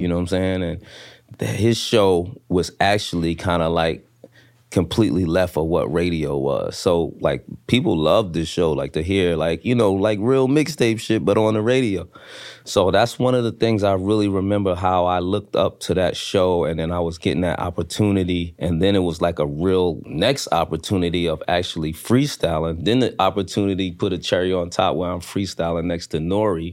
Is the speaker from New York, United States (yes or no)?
yes; New York City, New York, United States; I'm coming from Brooklyn, the hood